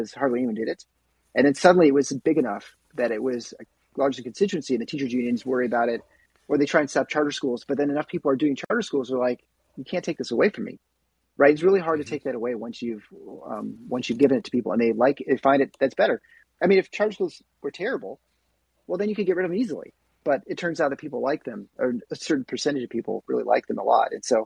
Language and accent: English; East Lansing, Michigan, United States; I grew up in East Lansing, which is where Michigan State is